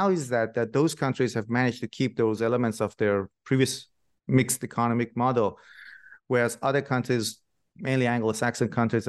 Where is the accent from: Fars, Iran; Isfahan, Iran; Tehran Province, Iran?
Fars, Iran; Shiraz; Yeah. I'm from Shiraz myself, originally in Iran